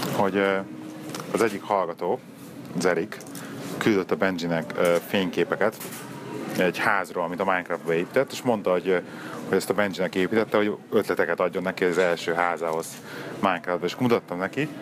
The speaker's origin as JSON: {"language": "Hungarian", "region": "Budapest", "country": "Hungary", "moved": "yes", "lives_now": "Birmingham, United Kingdom", "said": "otthon Pesten"}